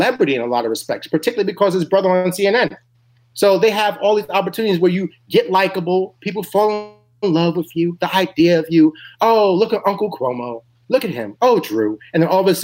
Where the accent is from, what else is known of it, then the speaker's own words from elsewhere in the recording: New York, United States; my home state of New York